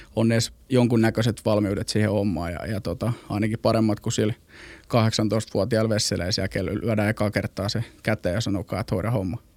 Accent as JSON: {"language": "Finnish", "town": "Helsinki", "region": "Uusimaa", "country": "Finland", "tie": "born or raised there", "also_born_or_lived": "Mikkeli / Joensuu / Istanbul / Porvoo", "moved": "yes", "said": "Mä oon ihan Helsingistä kotosi palesjalkainen, palesjalkainen stadilainen"}